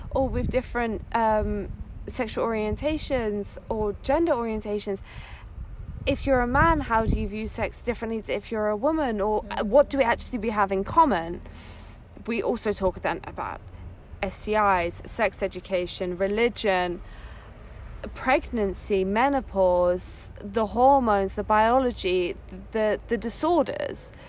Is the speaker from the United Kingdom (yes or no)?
yes; England, United Kingdom; moved away as an adult; also born or lived in Netherlands / Rome, Italy; now in Italy; I grew I grew up in England. That's like my my background, where my accent comes from.